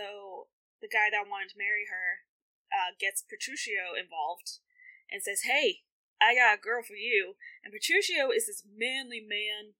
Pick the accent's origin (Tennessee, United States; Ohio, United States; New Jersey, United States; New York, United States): Tennessee, United States; I'm from Tennessee